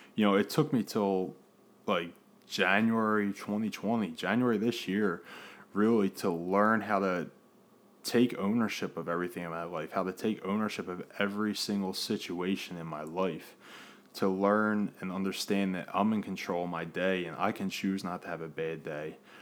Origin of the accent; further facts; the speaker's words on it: Philadelphia, Pennsylvania, United States; born and raised in Philadelphia. Uh, still here in Philadelphia